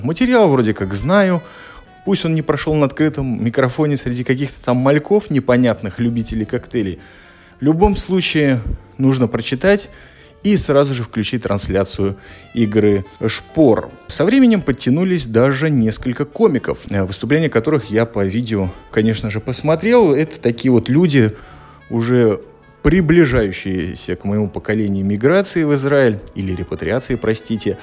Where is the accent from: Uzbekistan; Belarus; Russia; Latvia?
Latvia; Я из Латвии, вы понимаете, что немножко притормозить – это моя национальная черта